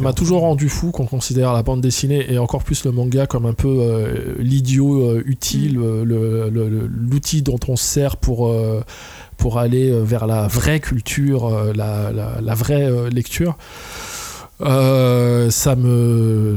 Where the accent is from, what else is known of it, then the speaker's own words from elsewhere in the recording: Trappes, Île-de-France, France; la ville d'où je viens, de Trappes, donc dans les Yvelines